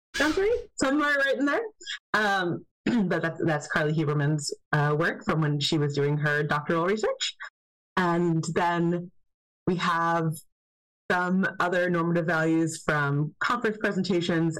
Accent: United States; as an American

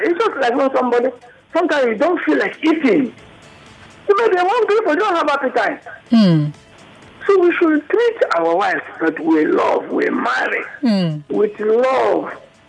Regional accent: Nigeria; I'm a Nigerian, I'm a liberal man

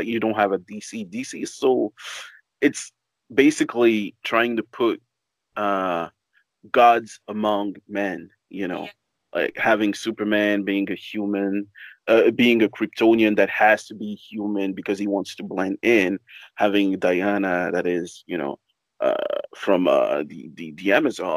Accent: Gabon; I come from a country called Gabon.

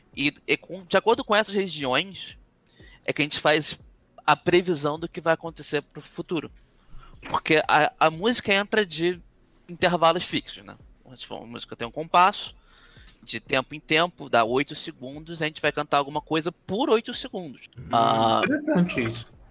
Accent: Brazil; a gente é brasileiro

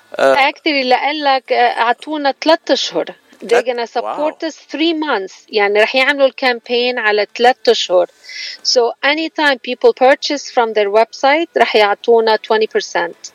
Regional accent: Lebanon; moved away as an adult; now in United States; إلي 32 آه، آه، سنة بأمريكا تركت لبنان كان عمري 20 سنة

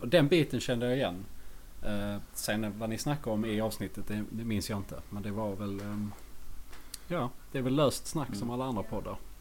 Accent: Skåne, Sweden; accent: Skånska; jag och … är ju, vi är båda från Skåne. Österlen

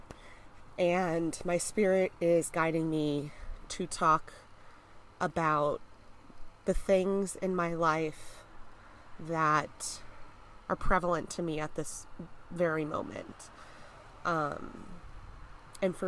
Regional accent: United States; I'm American

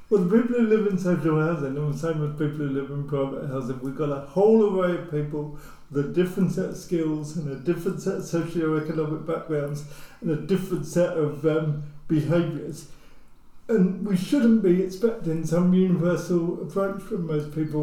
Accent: near Luton, East of England, United Kingdom; I grew up near Luton

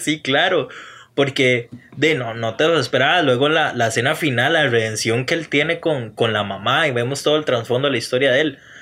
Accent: Juan Viñas, Cartago, Costa Rica; Yo no soy de Turrialba, yo soy de Juan Viñas

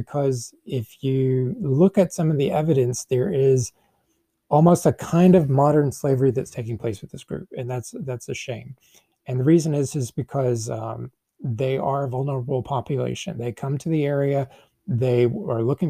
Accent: Concord, North Carolina, United States; I'm from Concord, North Carolina

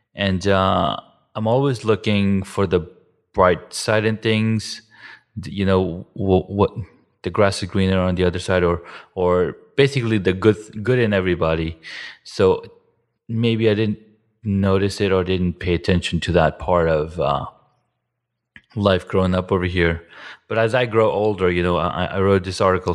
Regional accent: Saudi Arabia; moved away as an adult; also born or lived in Iran; now in United States; I grew up in Saudi from age 7 to 19, and then I came to the States.

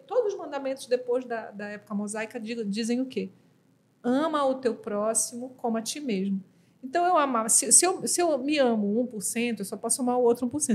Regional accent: Belém, Pará, Brazil; eu sou paraense

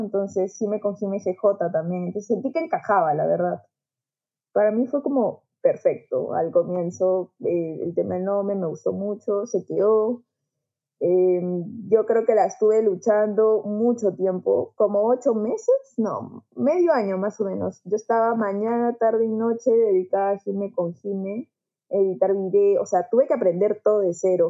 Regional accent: Juliaca, Puno, Peru; moved away; also born or lived in Lima; yo tampoco soy de Lima, yo soy eh, de Juliaca, de Puno

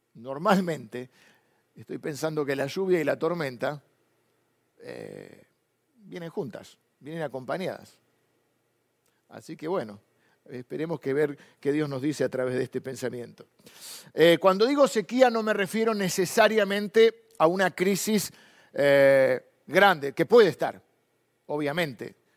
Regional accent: Argentina; nos gusta a los argentinos

